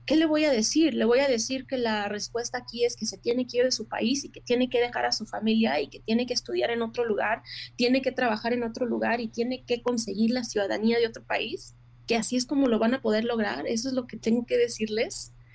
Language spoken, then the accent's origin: Spanish; Mexico; now in United States; como mujer mexicana